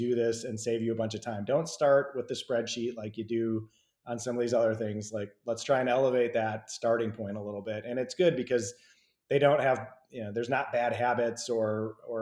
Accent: Midwest, United States; now in Georgia, United States; I come from the Midwest as well, too. And I'm in Georgia

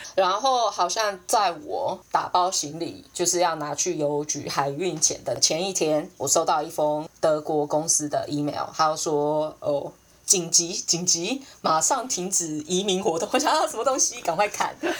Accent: Taiwan; now in United Kingdom; 我真的是很难想象我会回台湾的样子

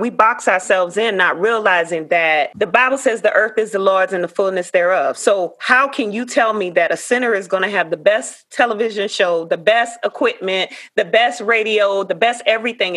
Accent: Savannah, Georgia, United States; Savannah, Georgia, my hometown

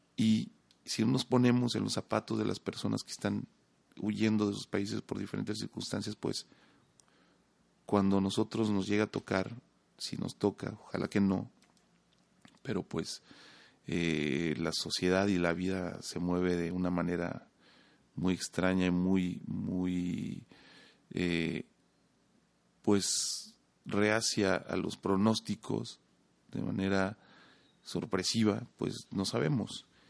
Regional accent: Mexico

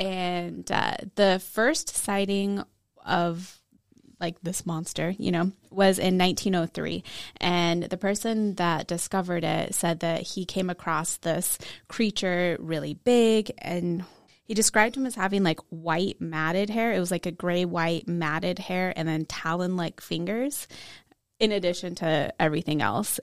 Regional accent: Washington, United States; I grew up in Washington

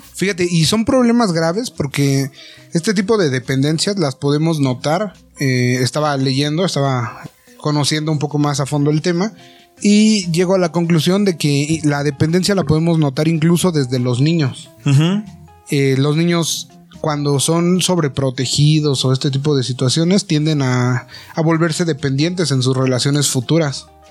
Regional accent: Mexico; como mexicanos

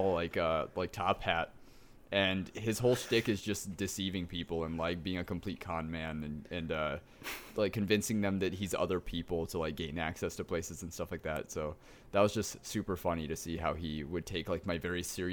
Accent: Michigan, United States; I'm from Michigan

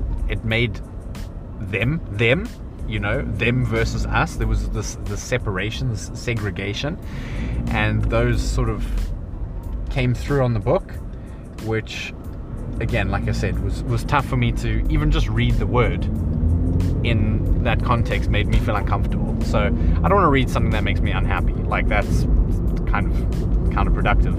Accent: South Africa; growing up in South Africa

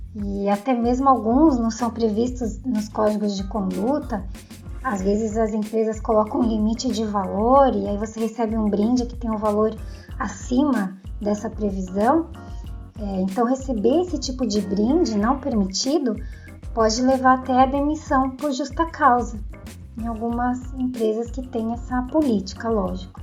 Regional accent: São Paulo, Brazil; eu sou de São Paulo

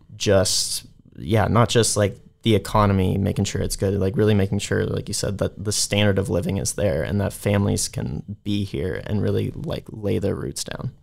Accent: San Francisco, California, United States; I am from San Francisco, California

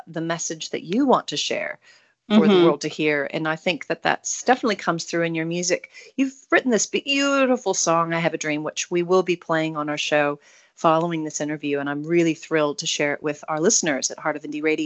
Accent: Salem, Oregon, United States; now in New Zealand; We're both from Oregon and only about 45 minutes really apart. You grew up in Portland. I grew up in Salem.

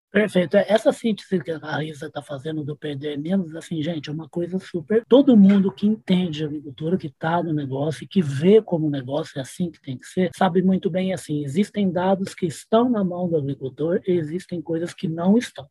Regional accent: Uberaba, Minas Gerais, Brazil; Uberaba, onde eu nasci.

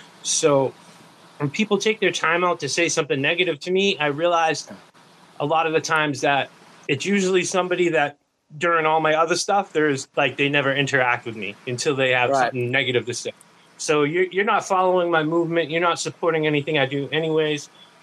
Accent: East Coast, United States; I'm from the East Coast.

